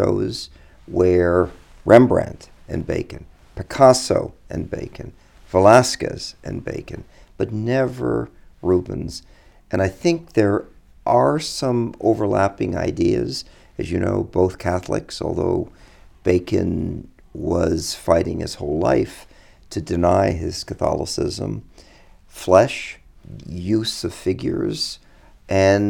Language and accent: English; New York City, New York, United States; growing up in New York